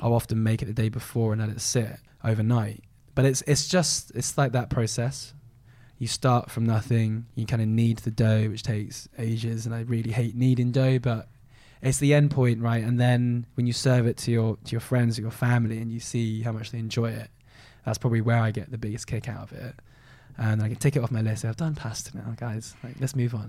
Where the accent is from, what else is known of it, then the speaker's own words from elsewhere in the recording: London, United Kingdom; I grew up in southwest London, um, kind of London born and bred near Kingston